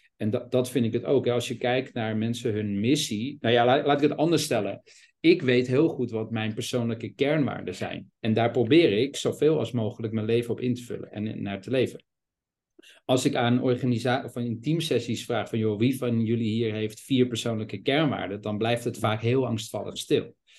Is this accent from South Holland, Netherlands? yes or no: no; Amsterdam, North Holland, Netherlands; ben geboren en opgegroeid in Amsterdam